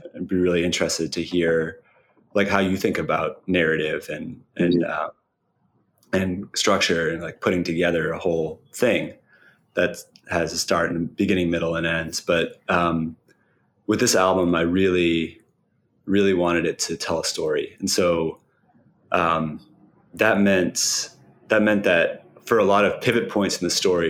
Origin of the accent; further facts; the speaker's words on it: Cambridge, Massachusetts, United States; I um, grew up in Cambridge